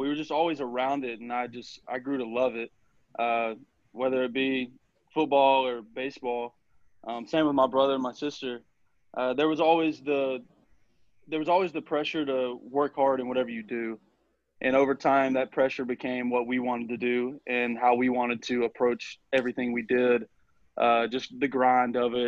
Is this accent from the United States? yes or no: yes; Southaven, Mississippi, United States; I grew up in South Haven, Mississippi